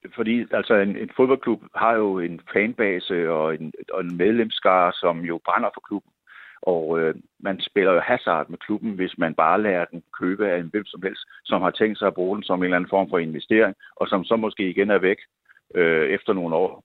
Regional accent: Odense, Southern Denmark, Denmark; jeg boede selv i Kokskade. Jeg spillede i nierne, fra jeg var seks år. Så flyttede de til Vollsmose. Og så flyttede min familie også til Vollsmose.

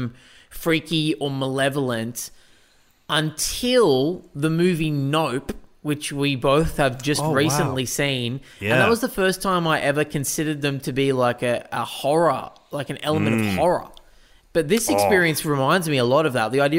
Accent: Newcastle, New South Wales, Australia; Where I grew up in Newcastle, we were on the edge of the bush

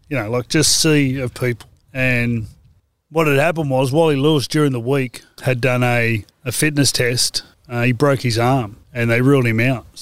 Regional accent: Penrith, New South Wales, Australia; I'm 18 from Penrith

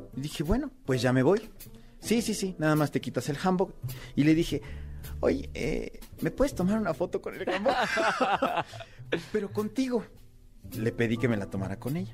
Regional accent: Mexico; moved away as an adult; also born or lived in South Korea; aquí en México, en mi propio país.

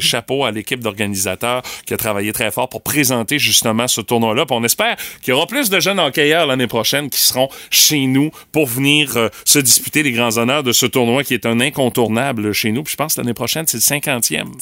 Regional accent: Rimouski, Quebec, Canada; chez nous à Rimouski

